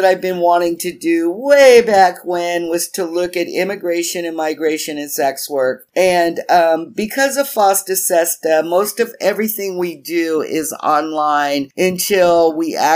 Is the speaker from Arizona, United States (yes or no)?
yes; Tucson, Arizona, United States; We went in Tucson, where I'm from